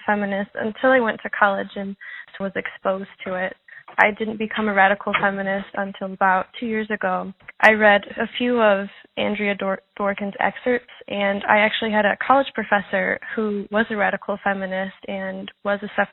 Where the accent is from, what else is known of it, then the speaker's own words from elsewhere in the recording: Montreal, Quebec, Canada; I'm from the Wakashina tribe in Montreal